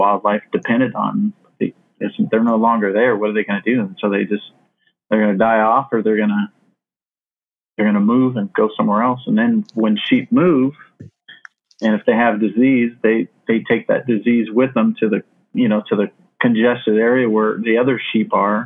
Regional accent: Phoenix, Arizona, United States; growing up in Phoenix, I remember I lived right on the western part of Phoenix

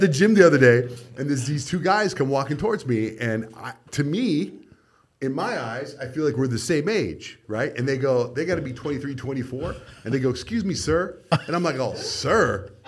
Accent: Arizona, United States; moved away as an adult; also born or lived in San Diego; And I grew up in Arizona

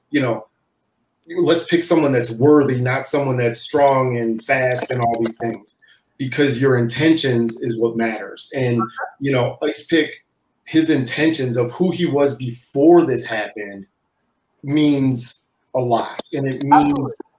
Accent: Cleveland, Ohio, United States; moved away; me and my wife originally from Cleveland.

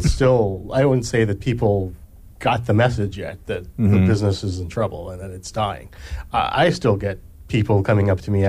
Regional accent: Hawaii, United States; moved away; I'm from Hawaii originally

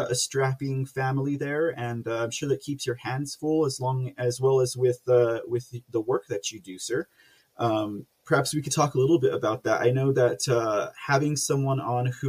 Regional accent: San Antonio, Texas, United States; San Antonio, Texas. That's my hometown.

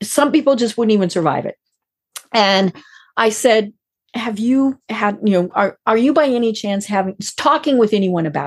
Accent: Colorado, United States; I'm from Colorado

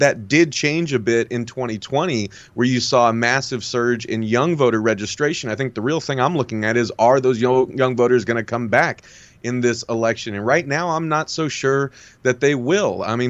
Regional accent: Southern California, United States; my family growing up in Southern California

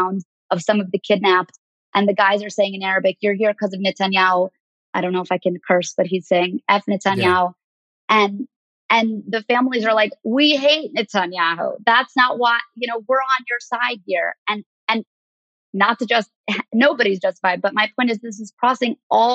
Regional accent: New York City, New York, United States; I grew up on the Upper East Side of New York

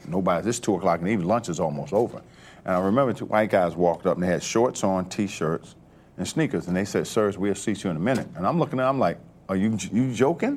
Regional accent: Baltimore, Maryland, United States; also born or lived in Paris / North Carolina; now in Atlanta, United States; I grew up in Baltimore, Maryland

